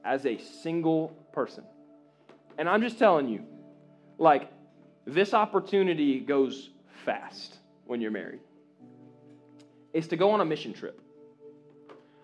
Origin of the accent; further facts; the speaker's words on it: Jacksonville, Florida, United States; My bubble was Jacksonville, Florida, North Jacksonville Baptist Church